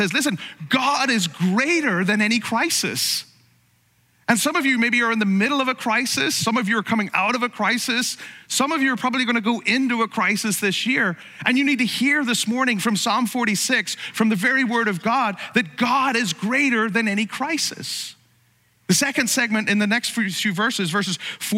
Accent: Ireland; now in United States; you're from another country like me, from Ireland

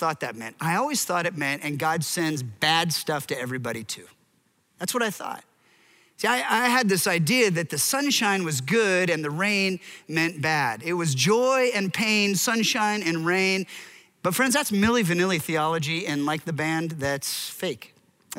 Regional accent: Seattle, Washington, United States; I hail from Seattle

